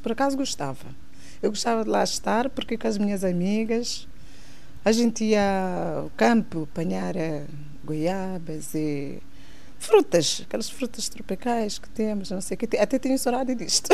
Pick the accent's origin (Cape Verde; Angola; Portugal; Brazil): Cape Verde; Santa Catarina, Santiago; moved away; Nasci em Cabo Verde, Santa Catarina